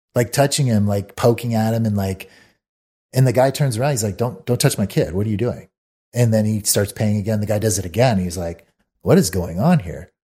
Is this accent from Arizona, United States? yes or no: yes; Mesa, Arizona, United States; where I grew up in Mesa, Arizona